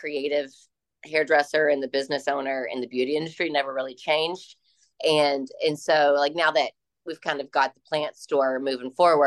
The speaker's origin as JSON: {"language": "English", "town": "Louisville", "region": "Kentucky", "country": "United States", "tie": "born or raised there", "said": "my hometown in Louisville, Kentucky"}